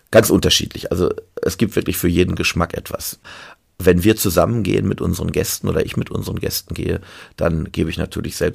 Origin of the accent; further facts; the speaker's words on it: Sauerland, North Rhine-Westphalia, Germany; Die Ruhr entspringt ja auch bei uns im Sauerland.